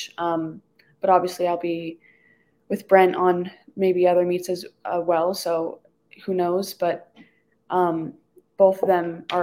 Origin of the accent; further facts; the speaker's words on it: Canada; I'm Canadian